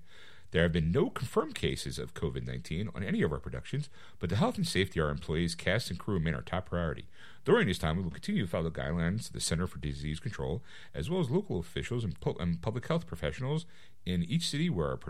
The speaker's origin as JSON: {"language": "English", "region": "New Jersey", "country": "United States", "said": "Jersey. Yeah, I'm from Jersey. South Jersey."}